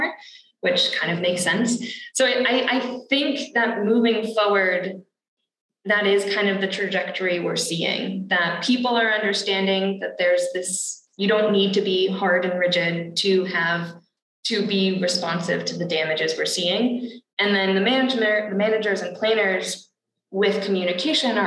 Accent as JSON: {"language": "English", "region": "Massachusetts", "country": "United States", "said": "I come from Massachusetts"}